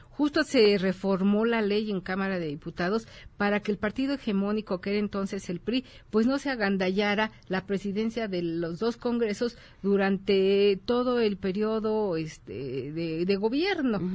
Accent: Mexico; como mexicanos

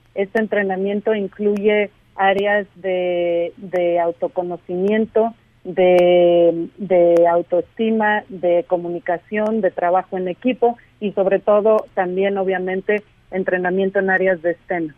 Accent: Mexico; moved away; mi país de origen, en México

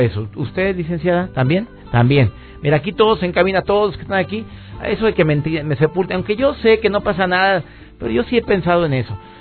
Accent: Mexico

